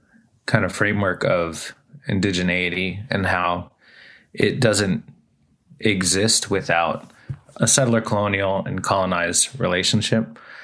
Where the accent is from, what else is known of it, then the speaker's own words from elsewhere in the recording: Taholah, Washington, United States; I'm Quinault from Tohola on the mouth of the Quinault River.